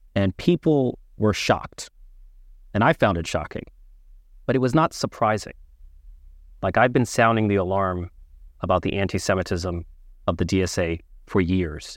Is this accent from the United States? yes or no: yes; New York City, New York, United States; I was born and raised in the Bronx.